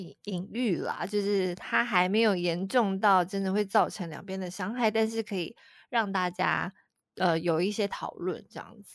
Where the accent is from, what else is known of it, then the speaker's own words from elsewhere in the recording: Tainan, Taiwan; 我们台南人